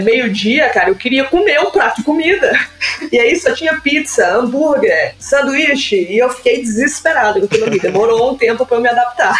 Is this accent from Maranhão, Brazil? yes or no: yes; São Luís, Maranhão, Brazil; moved away as an adult; now in Canada; Eu sou de São Luís, Maranhão.